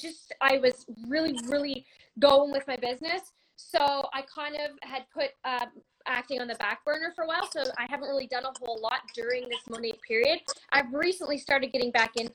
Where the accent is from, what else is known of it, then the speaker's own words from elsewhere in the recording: Canada; I'm an actor from Canada